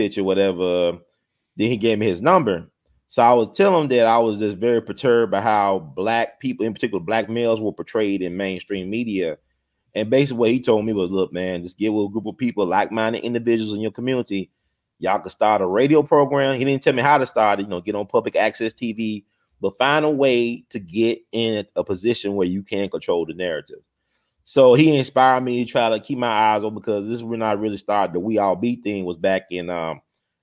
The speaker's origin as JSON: {"language": "English", "town": "Memphis", "region": "Tennessee", "country": "United States", "tie": "born or raised there", "also_born_or_lived": "Knoxville, Tennessee", "said": "I grew up in Memphis. I was born in Knoxville."}